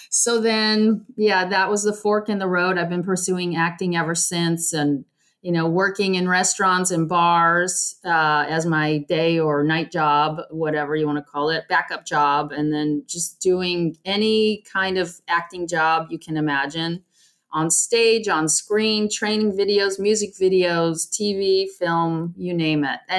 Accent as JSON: {"language": "English", "region": "California", "country": "United States", "also_born_or_lived": "Arizona"}